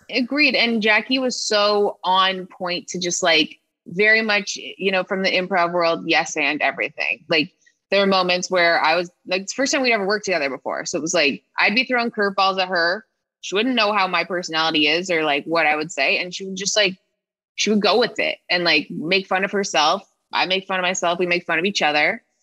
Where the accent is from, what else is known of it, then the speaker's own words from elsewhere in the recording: Toronto, Ontario, Canada; moved away; also born or lived in Regina, Saskatchewan; I'm from Toronto